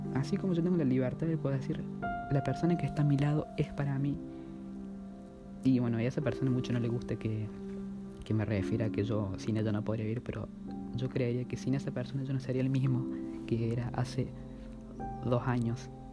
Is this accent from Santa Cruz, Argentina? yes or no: no; Córdoba, Argentina; soy de Córdoba, capital argentina, tengo 16 años